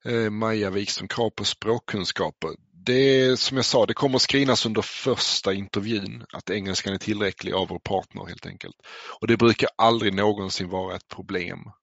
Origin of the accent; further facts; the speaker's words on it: Skåne, Sweden; jag är själv uppväxt i Skåne